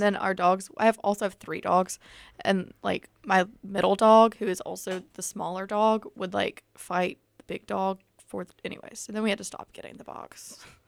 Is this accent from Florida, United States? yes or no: no; Tuscaloosa, Alabama, United States; moved away as an adult; also born or lived in Germany; now in Auburn, United States; I'm also from Tuscaloosa, War Eagle, and I'm also a freshman